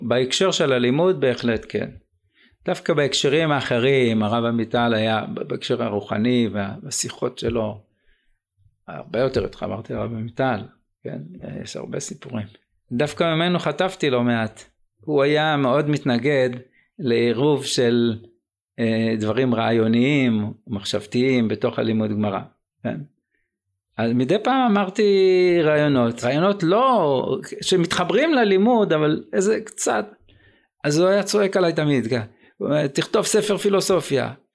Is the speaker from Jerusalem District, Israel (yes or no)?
yes; Jerusalem, Jerusalem District, Israel; also born or lived in Nazareth Illit; אני גדלתי בירושלים, בעיקר